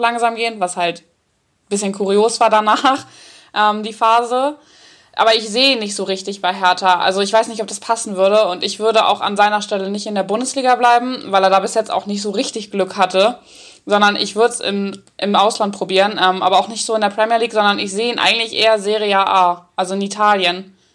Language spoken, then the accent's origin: German; Northern Germany, Germany; ich komme ja richtig aus dem Norden